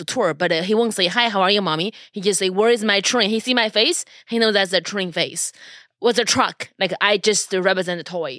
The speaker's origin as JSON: {"language": "English", "country": "Japan", "said": "I'm from Japan."}